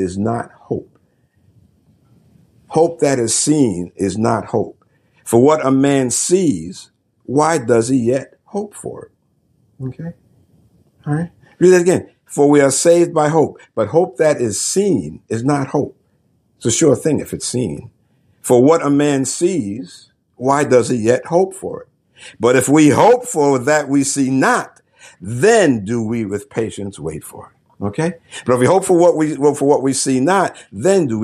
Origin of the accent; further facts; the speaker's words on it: New York City, New York, United States; I was raised in the Northeast, you know, New York City